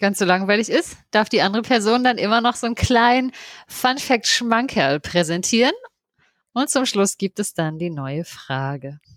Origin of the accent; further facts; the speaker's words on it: home town in Brandenburg, Germany; in meinem Heimatort auf einem Weinberg